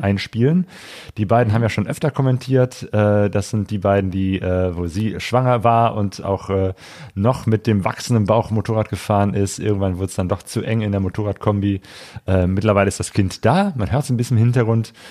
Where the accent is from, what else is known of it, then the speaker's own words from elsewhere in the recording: Germany; als Deutscher